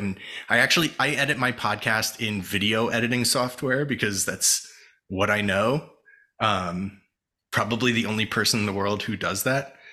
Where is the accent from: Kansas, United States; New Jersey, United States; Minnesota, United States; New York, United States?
New Jersey, United States; moved away as an adult; also born or lived in California; I grew up in Jersey